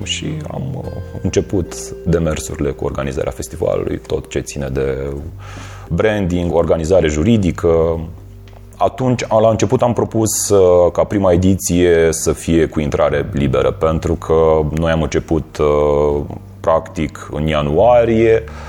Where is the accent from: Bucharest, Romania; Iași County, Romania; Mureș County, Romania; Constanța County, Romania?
Iași County, Romania; Iași; moved away as an adult; now in Cluj-Napoca, Romania; sunt din Iași, dar de aproximativ 4 uh, ani sunt uh, clujean